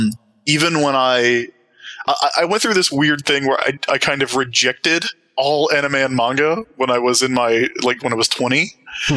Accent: Sumter, South Carolina, United States; I grew up in a relatively small city in Sumter, South Carolina

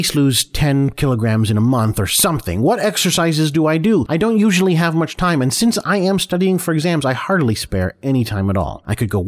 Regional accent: United States; So, I don't know how much a kilogram is, because I'm American.

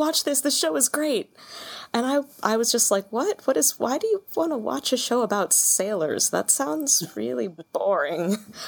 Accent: Pennsylvania, United States; Southeast Pennsylvania.

